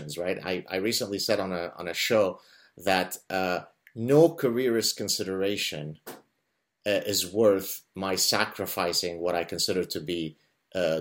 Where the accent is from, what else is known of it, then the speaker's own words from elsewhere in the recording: Lebanon; now in North America; we're Lebanese Jews who escaped Lebanon under imminent threat of execution